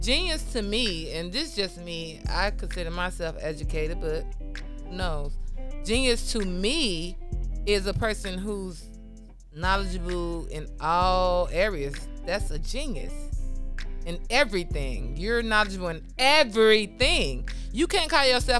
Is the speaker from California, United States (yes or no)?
no; Chicago, Illinois, United States; I'm from Chicago